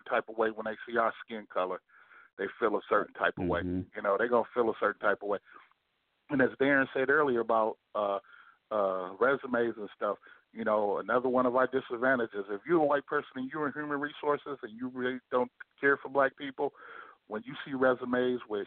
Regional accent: Detroit, Michigan, United States; I'm from Detroit

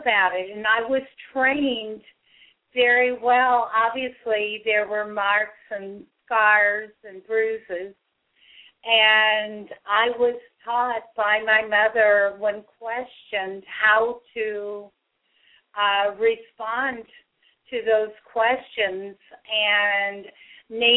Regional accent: St. Joseph, Missouri, United States; I grew up in St. Joseph, Missouri

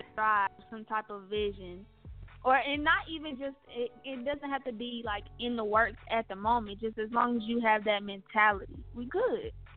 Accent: Philadelphia, Pennsylvania, United States; I'm from Philly

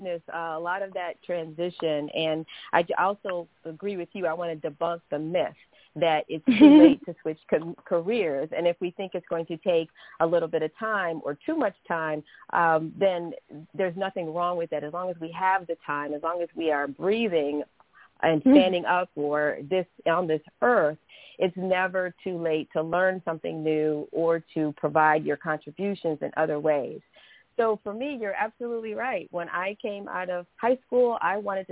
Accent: Cleveland, Ohio, United States; I'm from Cleveland, Ohio, so I started doing some acting at Caramoo Playhouse

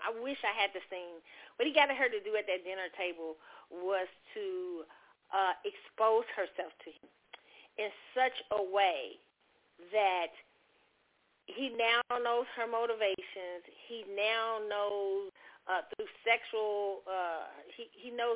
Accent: Kansas City, Missouri, United States; I grew up in the Midwest in Kansas City.

